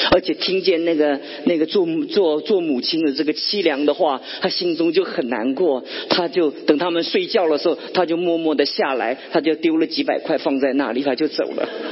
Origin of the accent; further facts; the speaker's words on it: Guangdong, China; 这有点像我们广东人，很喜欢吃山珍野味